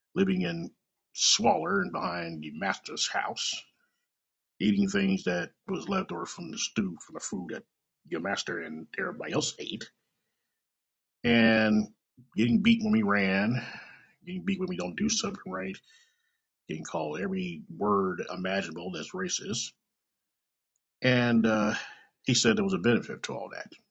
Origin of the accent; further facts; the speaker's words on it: Kansas City, Missouri, United States; Coming live and direct from Kansas City, Missouri, my hometown